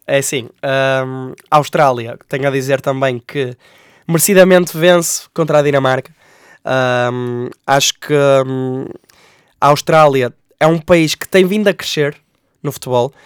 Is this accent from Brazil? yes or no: no; Portugal; como portugueses que somos